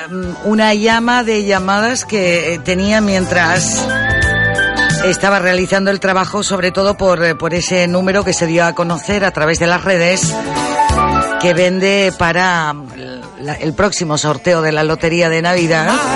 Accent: Gran Canaria, Canary Islands, Spain; es mi tierra

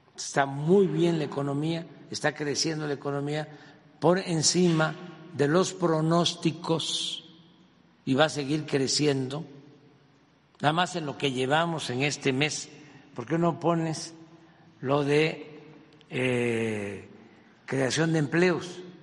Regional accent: a village near Macuspana, Tabasco, Mexico; now in Mexico City, Mexico; yo vengo de un pueblo que no había camino y cuando se hizo la brecha y se salía, había un jeep de mi pueblo

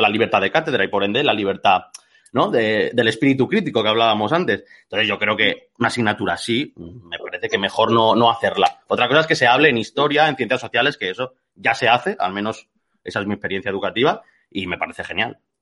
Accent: Catalonia, Spain; soy catalán, o sea que he ido a la misma escuela que aquí el, bueno, a al mismo sistema educativo que aquí el compañero

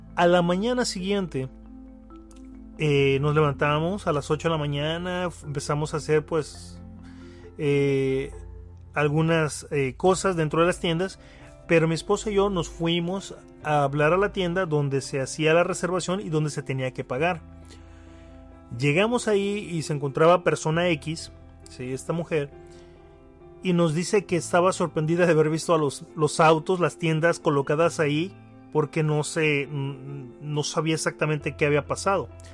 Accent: Mexico; como mexicanos

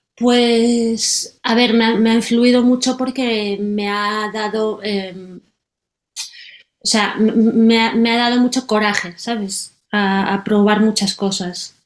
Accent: Galicia, Spain; moved away as an adult; now in Berlin, Germany; yo soy gallega

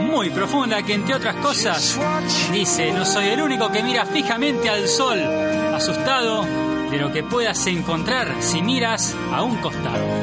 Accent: Santa Fe, Argentina; now in Spain; mi ciudad natal, Santa Fe, en Argentina.

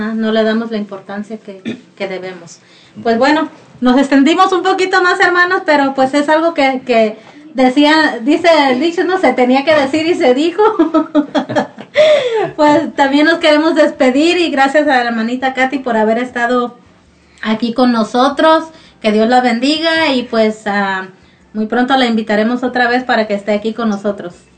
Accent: Mexico; nosotros como mexicanos

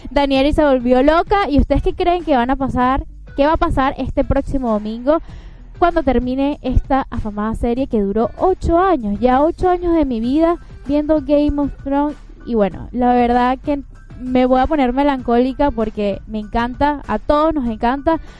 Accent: Venezuela; todos aquí somos venezolanos

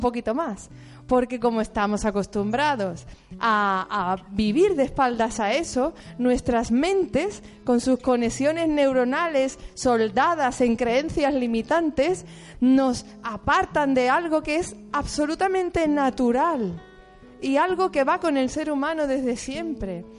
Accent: Seville, Andalusia, Spain; moved away; also born or lived in Catalonia; Y yo soy de Sevilla

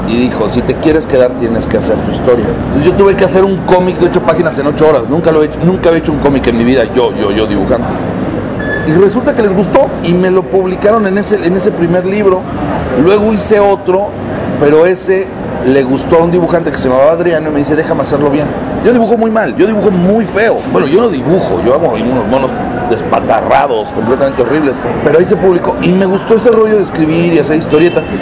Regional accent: Mexico; no nada más lo logré en mi país

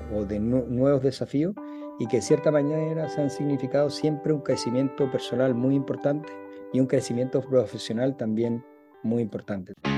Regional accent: Chile; moved away as an adult; also born or lived in Dubai; soy de Chile, nací, nací y me crié en Chile

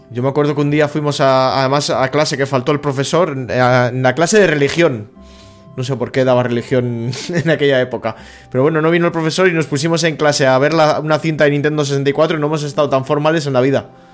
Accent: Plentzia, Basque Country, Spain; Yo soy de Palencia

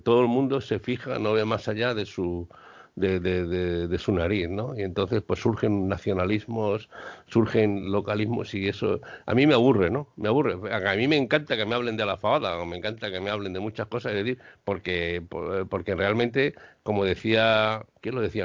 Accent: Madrid, Community of Madrid, Spain; now in Seville, Spain; aunque soy madrileña, le he dicho antes a, Alberto, yo soy de San Blas, yo soy de un barrio obrero

